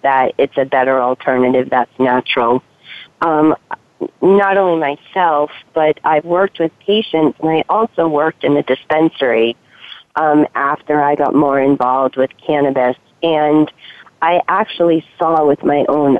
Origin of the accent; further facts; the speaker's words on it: Massachusetts, United States; now in California, United States; I'm from Massachusetts. I'm in California now, but where I was living